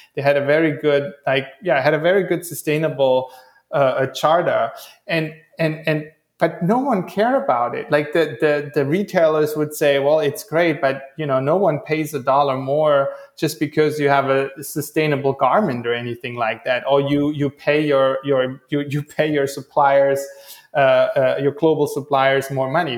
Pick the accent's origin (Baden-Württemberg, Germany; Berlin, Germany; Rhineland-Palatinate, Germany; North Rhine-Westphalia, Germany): Baden-Württemberg, Germany; Stuttgart; now in Hawaii, United States; I'm originally from Stuttgart